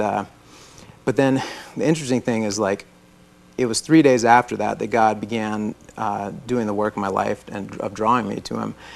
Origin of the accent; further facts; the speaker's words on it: Florida, United States; I was born in Florida. I'm a native Floridian